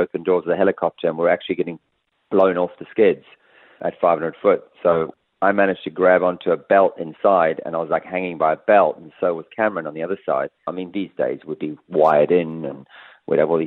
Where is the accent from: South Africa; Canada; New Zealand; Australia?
South Africa; moved away; South Africa, growing up, we watched a lot of the American shows